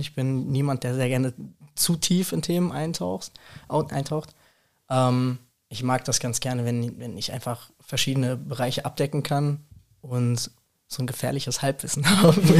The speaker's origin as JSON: {"language": "German", "town": "Rüsselsheim", "region": "Hesse", "country": "Germany", "tie": "born or raised there", "said": "ich bin in Rüsselsheim groß geworden komplett"}